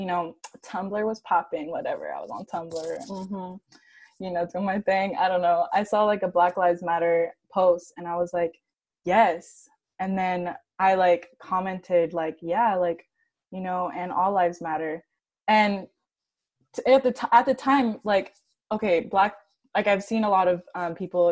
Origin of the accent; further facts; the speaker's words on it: Santa Barbara, California, United States; I'm from Santa Barbara, and it's predominantly like white and Latinx